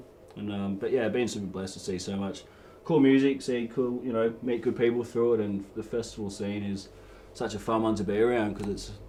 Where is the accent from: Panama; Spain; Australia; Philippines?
Australia; Barwon Heads, Victoria; growing up in Barwon Heads, which is down the road from Lawn